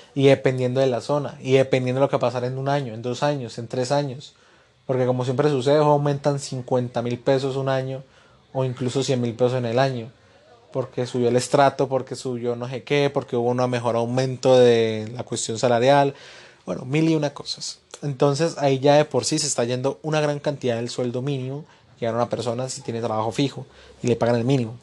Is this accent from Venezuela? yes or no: no; Colombia